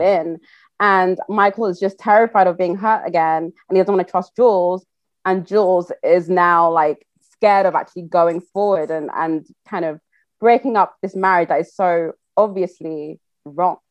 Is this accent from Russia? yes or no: no; Nigeria; I'm Yoruba, I'm Nigerian